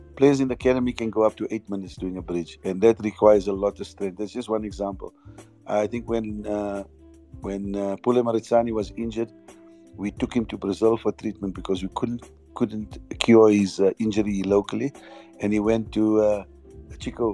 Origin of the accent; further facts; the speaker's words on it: South Africa; as South African players